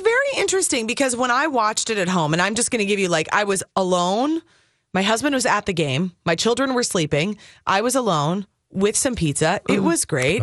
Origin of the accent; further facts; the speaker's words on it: Minnesota, United States; I was born and raised in Minnesota.